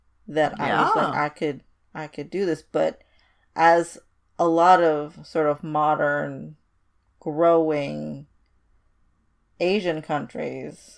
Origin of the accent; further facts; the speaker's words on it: Indonesia; moved away; I was brought up in Indonesia, which is adjacent to it. And my family's heritage is Chinese